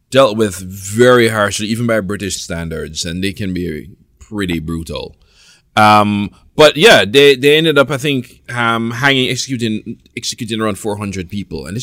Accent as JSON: {"language": "English", "country": "Jamaica", "said": "You know, as a Jamaican, I should have really big issues with Charles Dickens."}